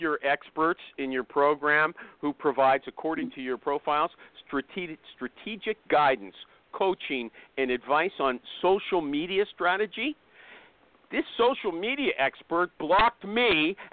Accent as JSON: {"language": "English", "country": "Canada", "said": "I'm not American, by the way. Maybe. Canadian"}